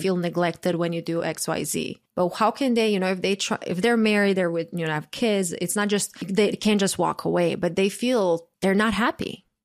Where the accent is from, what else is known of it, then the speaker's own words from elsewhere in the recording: Croatia; moved away; I grew up in Croatia